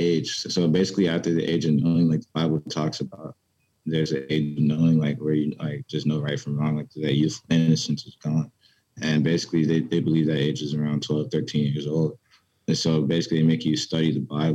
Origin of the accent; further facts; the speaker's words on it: Petersburg, Virginia, United States; also born or lived in Richmond, Virginia; I grew up in Petersburg, Virginia.